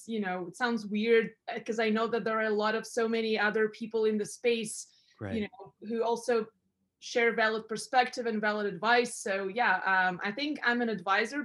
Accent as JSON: {"language": "English", "country": "Russia", "tie": "born or raised there", "also_born_or_lived": "Europe", "moved": "yes", "lives_now": "Canada", "said": "I was born in Russia"}